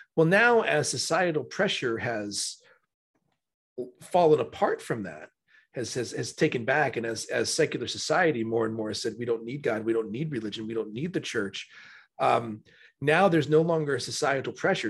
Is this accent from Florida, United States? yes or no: yes; Florida, United States; I'm a true native Floridian.